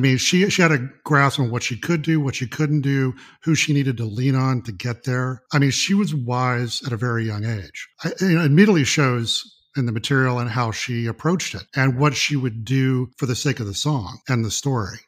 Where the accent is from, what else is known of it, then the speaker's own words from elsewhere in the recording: Mississippi, United States; I was born and raised in Mississippi